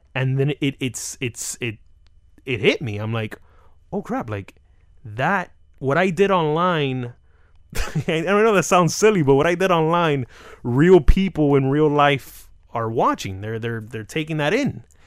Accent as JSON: {"language": "English", "town": "Hialeah", "region": "Florida", "country": "United States", "said": "I'm some kid from Hialeah"}